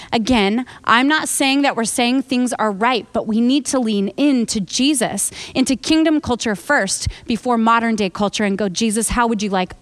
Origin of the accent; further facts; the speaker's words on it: United States; I'm American